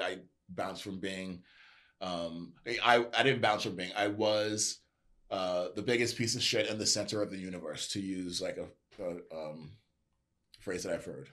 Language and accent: English; New York, United States; born and raised in New York